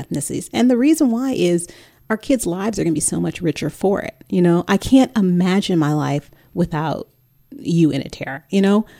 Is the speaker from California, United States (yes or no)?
yes; Bay Area, California, United States; also born or lived in New York / Dallas suburbs; now in Dallas, United States; growing up in the Bay Area